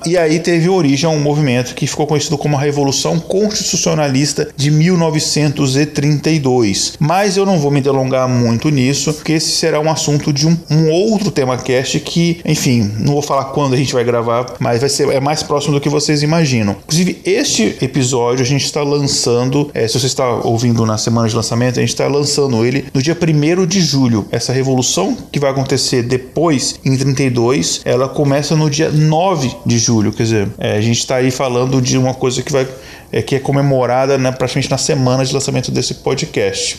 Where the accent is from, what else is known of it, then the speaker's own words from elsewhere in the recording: Minas Gerais, Brazil; eu como mineiro